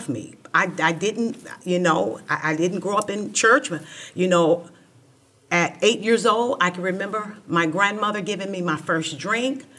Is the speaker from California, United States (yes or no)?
yes; Los Angeles, California, United States; I grew up in South Central Los Angeles